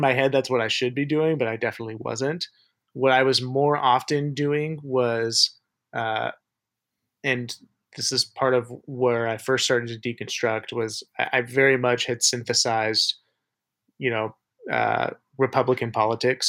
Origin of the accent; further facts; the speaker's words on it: Tempe, Arizona, United States; moved away; also born or lived in Oklahoma; College was in Oklahoma, but growing up in Tempe, Arizona.